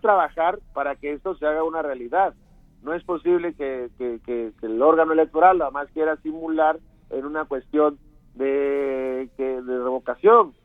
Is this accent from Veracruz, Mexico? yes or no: yes; Las Choapas, Veracruz, Mexico; de la zona donde, de donde yo soy originario, del municipio de Las Chuapas.